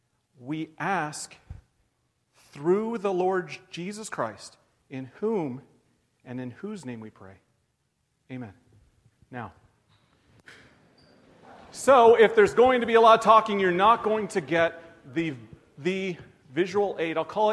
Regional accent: Canada; also born or lived in United States; I'm Canadian and American. I guess that's dual.

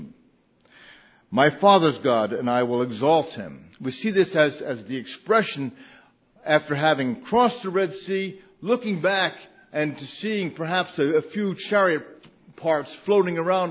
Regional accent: New Jersey, United States; I was raised in New Jersey

